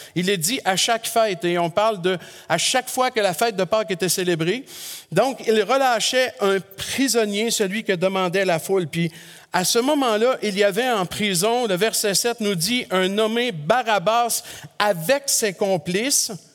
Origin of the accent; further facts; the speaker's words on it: Quebec, Canada; chez nous au Québec